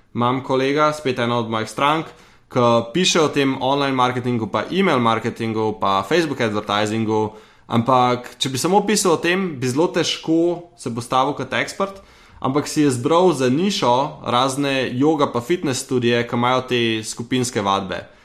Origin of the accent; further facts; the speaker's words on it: Slovenia; sem iz Slovenije